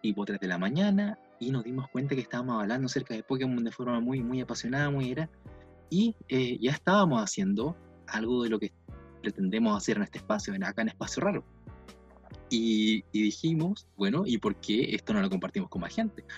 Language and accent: Spanish; Valdivia, Los Ríos, Chile; soy del sur de Chile, de Valdivia